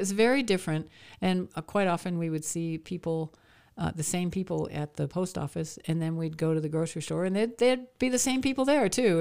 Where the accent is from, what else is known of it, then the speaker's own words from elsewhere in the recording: Maine, United States; moved away; also born or lived in Nashville; I grew up in Maine